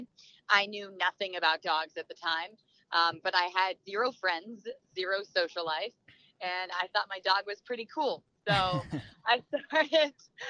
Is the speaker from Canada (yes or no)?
yes; Canada; now in California, United States; I now live in California. I'm originally from Canada.